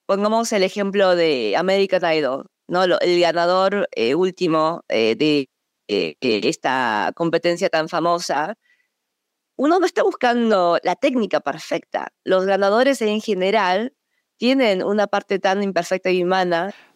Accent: Buenos Aires, Argentina; moved away as an adult; also born or lived in Seoul, South Korea / United States; a los seis años me fui a Argentina, en donde crecí de los seis años a los 18 años, eh, fui a una escuela muy local, el Colegio Nacional de Buenos Aires

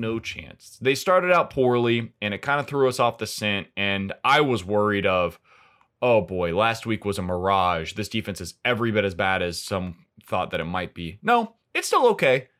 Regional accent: Kansas City, Missouri, United States; growing up in Kansas City

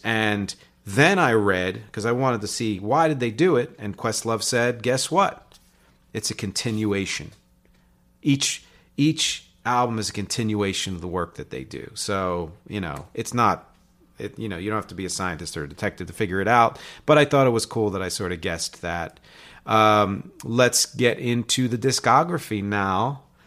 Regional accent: just outside of Philly, in New Jersey, United States; also born or lived in Philadelphia, Pennsylvania; born in Philly, raised just outside of Philly, in New Jersey

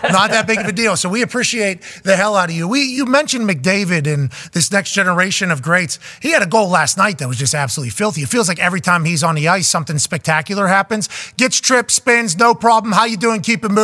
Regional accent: Pittsburgh, Pennsylvania, United States; We're from Pittsburgh.

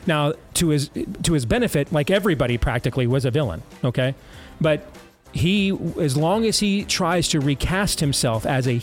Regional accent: Iowa, United States; My home state of Iowa right here, where we are broadcasting globally from

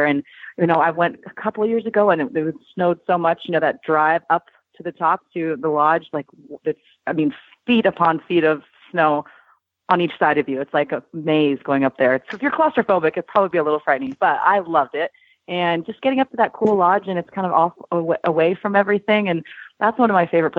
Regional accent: Spokane, Washington, United States; now in Portland, United States; I'm from Spokane, but I live in Portland now

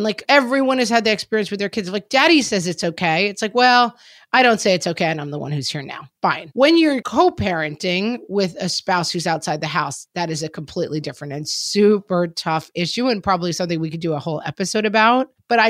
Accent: Texas, United States; I grew up in Texas and toy guns, part of our lives.

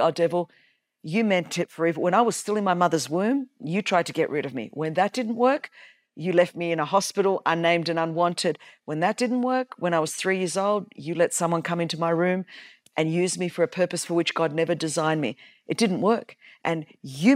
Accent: Australia; I was born in Australia.

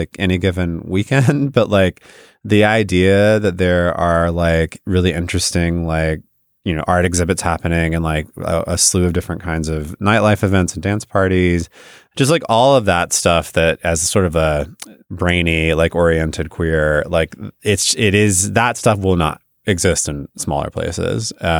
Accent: the South, United States; now in New York City, United States; like to actually reclaim some of the stuff that I grew up with mm-hmm. growing up in the South.

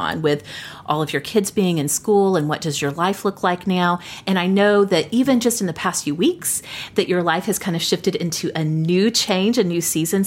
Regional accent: southern Oklahoma, United States; moved away as an adult; now in Oklahoma City, United States; my hometown in southern Oklahoma

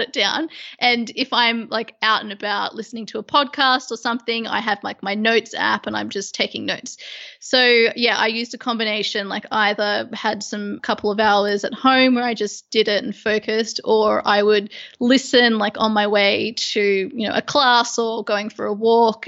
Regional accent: Sydney, New South Wales, Australia; moved away as an adult; now in London, United Kingdom; at the moment, I'm in London. I was originally from Sydney

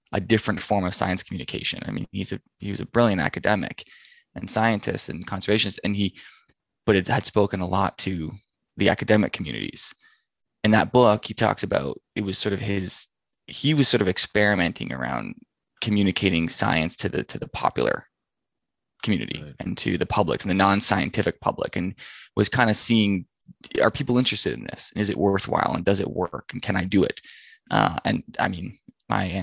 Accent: Ontario, Canada; I'm from Ontario

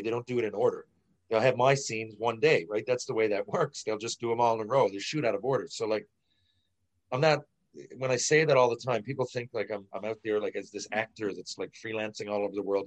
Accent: St. John's, Newfoundland and Labrador, Canada; St. John's Maple Leafs phone. It's my hometown.

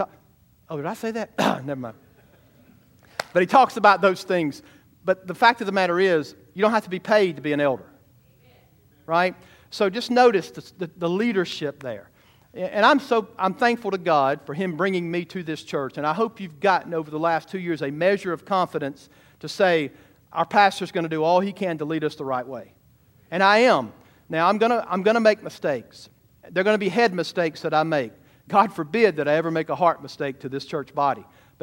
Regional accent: United States; I'm a transplant from Georgia, right? Or Alabama, whatever you want to say.

